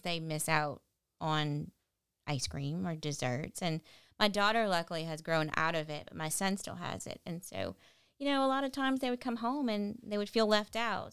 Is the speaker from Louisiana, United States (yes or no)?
yes; Lafayette, Louisiana, United States; I'm from here, born and raised in Lafayette